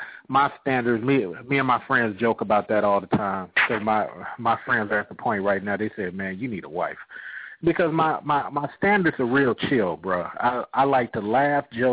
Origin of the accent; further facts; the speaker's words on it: Bay Area, California, United States; moved away as an adult; also born or lived in Georgia; now in Atlanta, United States; I'm originally from California, bro. I'm originally from the Bay Area. I just happened to be down here for 12 years